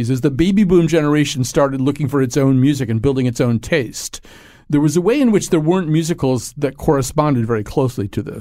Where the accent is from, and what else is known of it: Arizona, United States